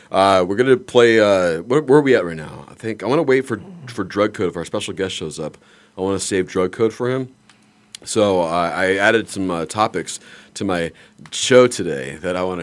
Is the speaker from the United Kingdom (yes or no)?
no; Canada; I am Canadian.